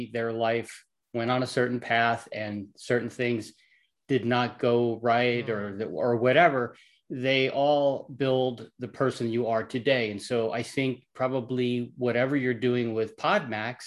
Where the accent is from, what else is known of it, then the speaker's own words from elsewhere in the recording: New York, United States; I'm from New York.